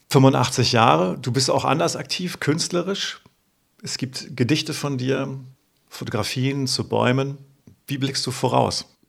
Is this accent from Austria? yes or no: no; Uelzen, Lower Saxony, Germany; ich bin ja im Westen groß geworden, also in Uelzen, einer Kleinstadt